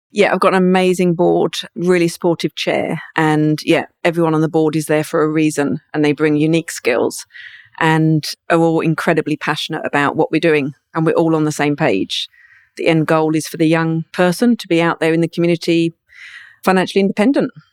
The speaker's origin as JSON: {"language": "English", "town": "Brighton", "region": "South East England", "country": "United Kingdom", "moved": "yes", "said": "There's some in Brighton where I'm from."}